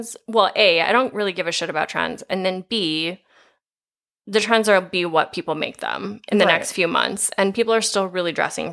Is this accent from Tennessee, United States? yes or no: no; Iowa, United States; I am from Iowa